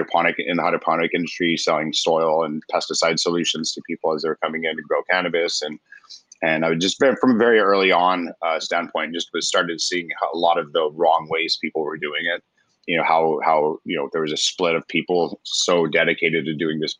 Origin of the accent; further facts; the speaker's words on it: Roswell, New Mexico, United States; moved away as an adult; also born or lived in Virginia Beach; I'm originally from Roswell, New Mexico, and when I turned 18, I joined the Navy